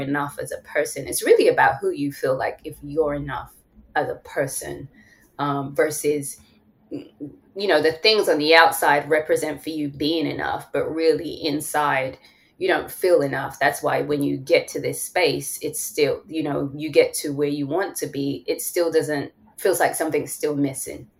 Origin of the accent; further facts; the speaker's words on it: London, United Kingdom; moved away as an adult; now in Atlanta, United States; I'm from London